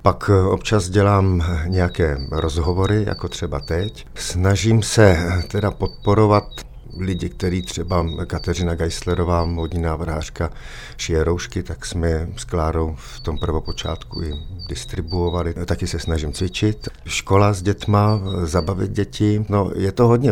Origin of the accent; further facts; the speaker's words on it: Czechia; Jsem Čech, eh, jsem na to hrdý